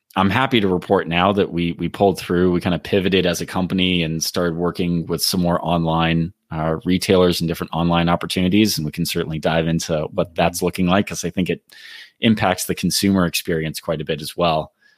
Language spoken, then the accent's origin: English; California, United States; I grew up in California as well